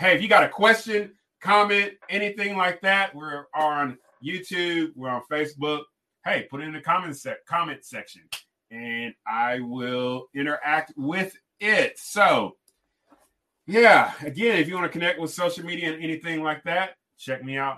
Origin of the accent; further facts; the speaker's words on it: Kentucky and California, United States; moved away as an adult; now in Faulkner County, Arkansas, United States; I grew up in Kentucky and California